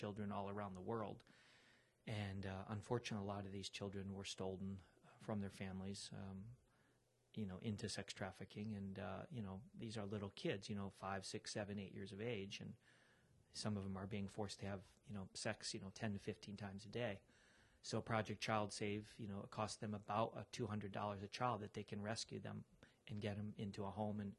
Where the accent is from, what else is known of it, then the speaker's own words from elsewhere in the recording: Chicago, Illinois, United States; I'm from Chicago